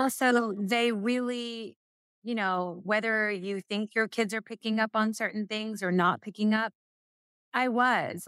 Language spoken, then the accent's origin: English; Murray, Kentucky, United States; moved away; I'm from Murray, Kentucky. It's in a little western tip part